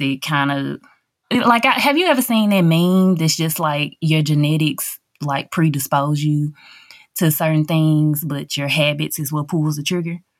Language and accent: English; Covington, Tennessee, United States